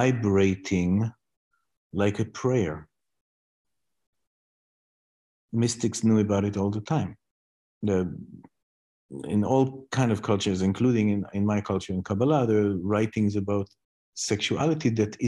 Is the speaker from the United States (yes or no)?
no; Israel; I come from Israel